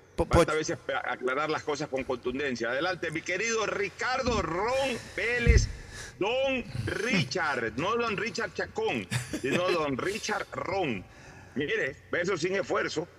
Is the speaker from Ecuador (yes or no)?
yes; Ecuador; somos nosotros los ecuatorianos